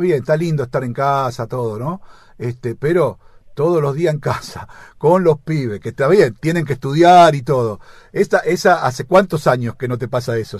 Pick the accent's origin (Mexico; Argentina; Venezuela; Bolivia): Argentina; viste cómo somos acá los argentinos